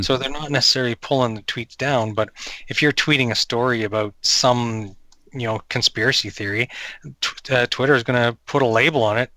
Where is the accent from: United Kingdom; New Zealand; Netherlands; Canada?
Canada; New Brunswick; I grew up in New Brunswick, and we would camp